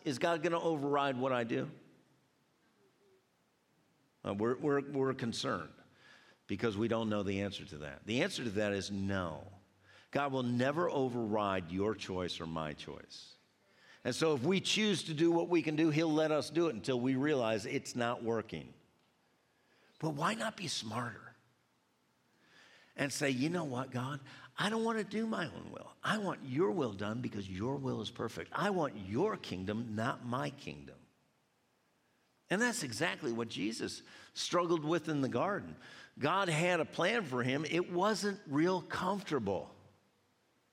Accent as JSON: {"language": "English", "country": "United States", "said": "I was from America."}